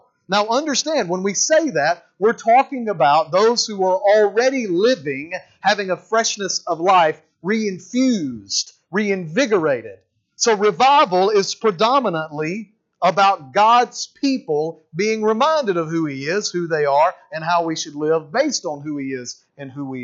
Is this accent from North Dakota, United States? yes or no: no; Mississippi, United States; now in Alabama, United States; I'm a Mississippi boy originally. Born and raised in Mississippi